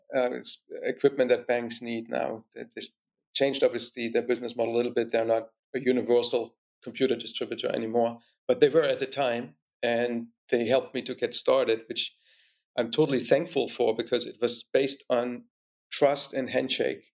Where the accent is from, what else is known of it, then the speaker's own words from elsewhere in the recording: East Germany, Germany; more specifically in East Germany. So I grew up in communism.